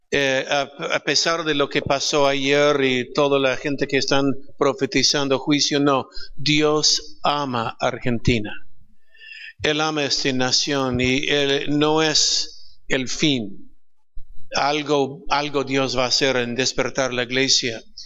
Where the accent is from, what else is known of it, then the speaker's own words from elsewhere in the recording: California, United States; Spanish is a second language; moved away as an adult; now in Peru; nací en California. Er, crecí en California, pero 34 años en Perú